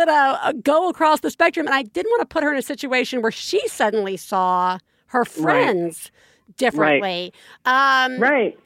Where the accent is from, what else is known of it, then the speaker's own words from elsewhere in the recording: Deep South, United States; I am from the Deep South. I am from a place of a lot of history